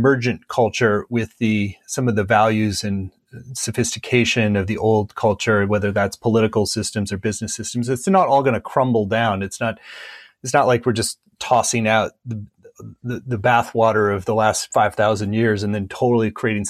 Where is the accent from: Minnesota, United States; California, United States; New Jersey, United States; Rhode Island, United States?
Minnesota, United States; I grew up in Minnesota, which is a much more kind of low key, non-hypey, kind of grounded place to live